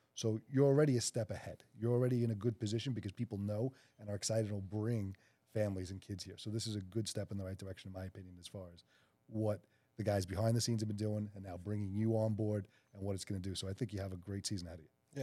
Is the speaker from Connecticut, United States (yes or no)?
no; New York City, New York, United States; the South Shore of Staten Island, which is where Mike and I are from